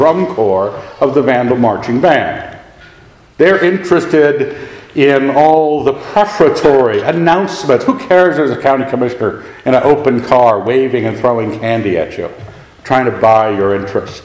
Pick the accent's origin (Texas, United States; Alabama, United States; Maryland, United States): Maryland, United States; Annapolis; moved away; I grew up in Annapolis, Maryland